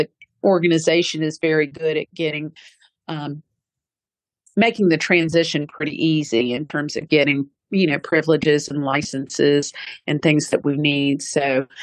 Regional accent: United States; I was born here in America, but I do, and I can speak with a somewhat of a Southern accent

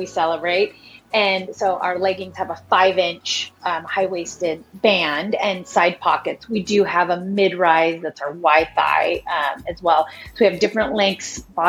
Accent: Montana, United States; now in Portland, United States; I was actually born and raised in Montana

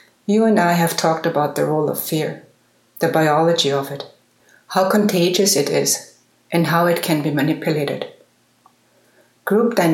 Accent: Munich, Bavaria, Germany; I love my hometown

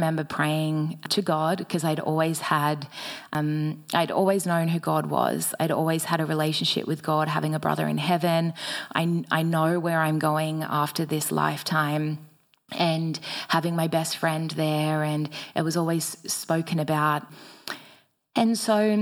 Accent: Batemans Bay, New South Wales, Australia; I eventually made my way back to my hometown of Batemans Bay

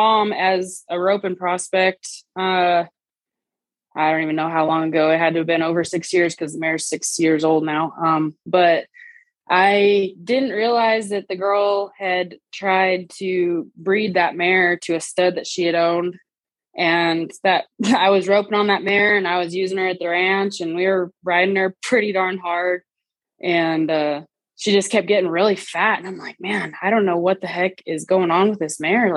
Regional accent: Las Cruces, New Mexico, United States; the actual season started at my hometown rodeo in Las Cruces

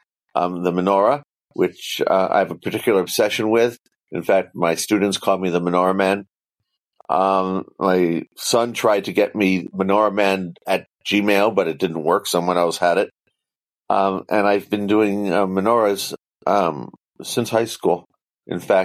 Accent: San Diego, California, United States; I come from San Diego, California

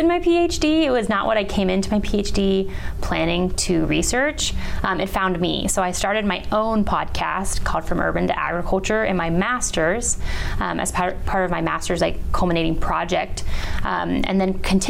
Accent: just south of San Francisco, Bay Area of California, United States; moved away as an adult; also born or lived in San Luis Obispo, California; now in Florida, United States; I was born and raised right by San Francisco.

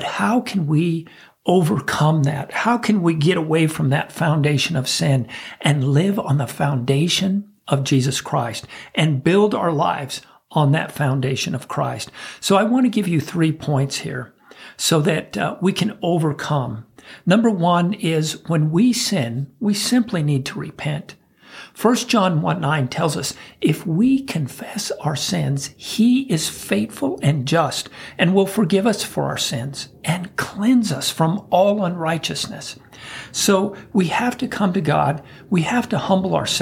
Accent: United States

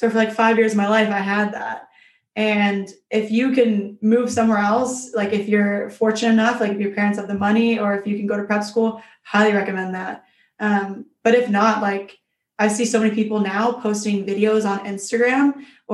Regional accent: Mississippi, United States; I'm from Mississippi

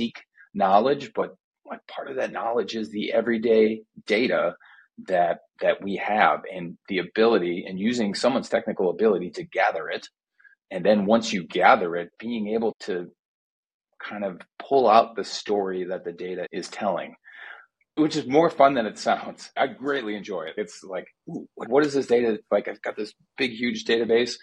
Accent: Middleton, Wisconsin, United States; my hometown church in Middleton, Wisconsin

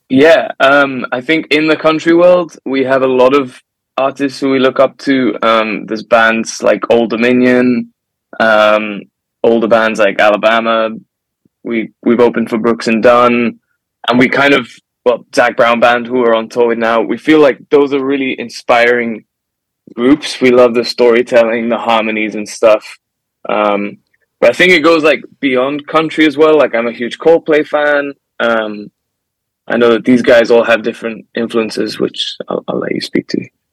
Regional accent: Gibraltar; now in Nashville, United States; I'm from Gibraltar

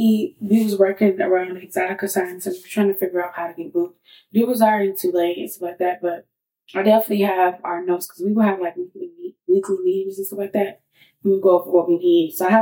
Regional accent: Chicago, Illinois, United States; People need to understand that because I'm from Chicago. Don't think that I'm like this ghetto person.

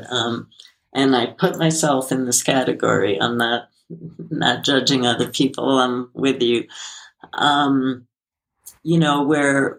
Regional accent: New York City, New York, United States; I grew up in Brooklyn

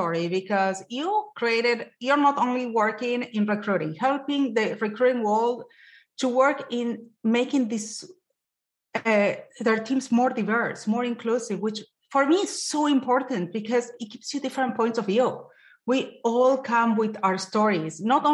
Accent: Argentina; moved away as an adult; now in United States; I'm Latina. I'm Jewish. I came back from Argentina when I was 24 and I came to this country

